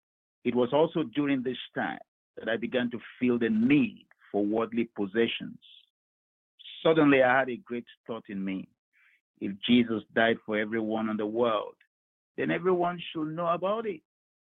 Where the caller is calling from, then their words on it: Baltimore, Maryland, United States; I'm calling from Baltimore here in Maryland.